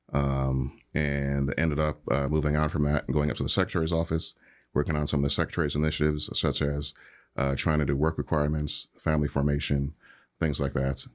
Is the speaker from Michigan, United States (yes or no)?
yes; Michigan, United States; I was born and raised in Michigan.